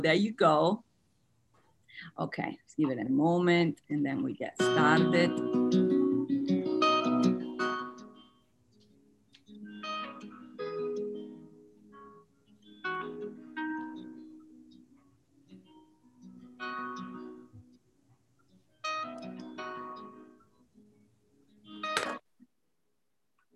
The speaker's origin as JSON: {"language": "English", "country": "Italy", "moved": "yes", "said": "So I'm from Italy. My accent and last name gives it away."}